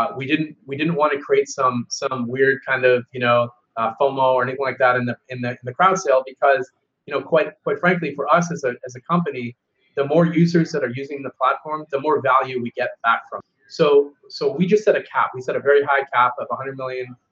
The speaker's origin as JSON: {"language": "English", "town": "Seattle", "region": "Washington", "country": "United States", "said": "I'm from Seattle"}